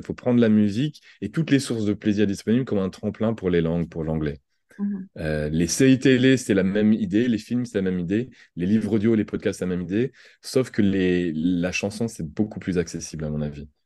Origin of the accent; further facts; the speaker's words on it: France; accent: French; j'avais un accent français